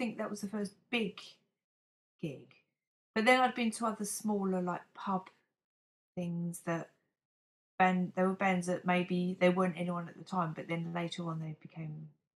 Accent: East Ham, London, United Kingdom; London, East Ham.

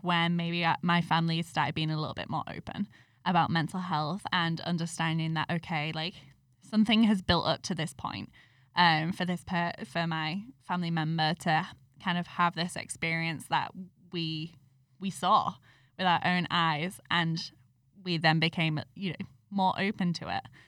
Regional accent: United Kingdom; I'm British

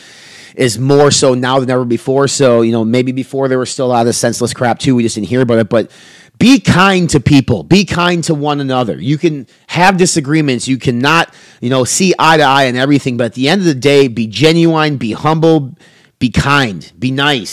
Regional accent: Wisconsin, United States; Waukesha, Wisconsin, which is my home state

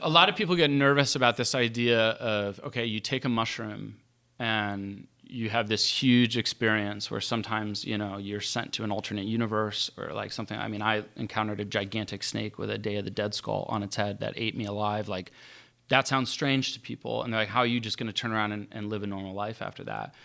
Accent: Morgantown, West Virginia, United States; growing up in Morgantown

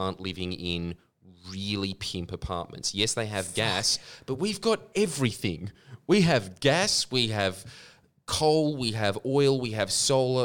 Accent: Pakistan; moved away; my home country

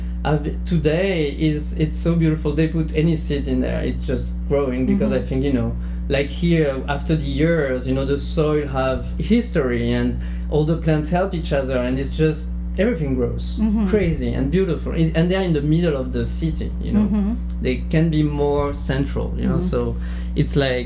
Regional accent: near Bordeaux, Médoc, Nouvelle-Aquitaine, France; English is a second language; moved away; I'm from Bordeaux. Mm-hmm. I mean, close to Bordeaux, a very small town in the countryside, exactly more like the beginning of the Médoc

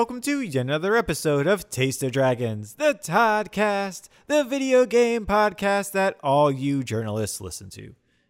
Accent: United States; As an American

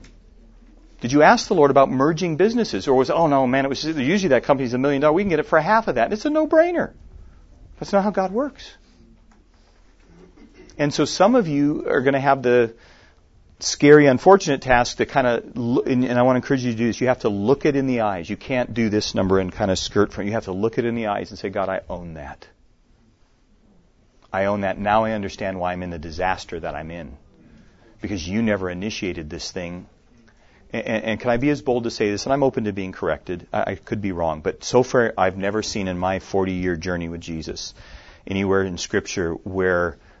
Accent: Minnesota, United States; moved away; I was just in my home state of Minnesota a few weeks ago where I grew up. I live here, but that's where I grew up.

